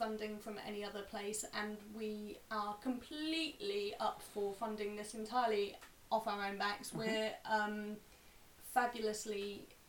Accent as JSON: {"language": "English", "country": "United Kingdom", "said": "and we're very British"}